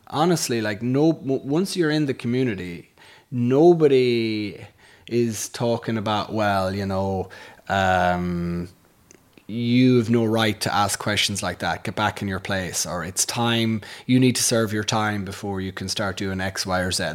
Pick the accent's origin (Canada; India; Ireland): Ireland; Castleconnor, Connacht; moved away as an adult; we grew up on a farm in the, in, in a place called Castle Conner